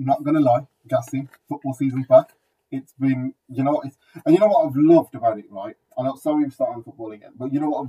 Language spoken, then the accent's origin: English; United Kingdom; we're British.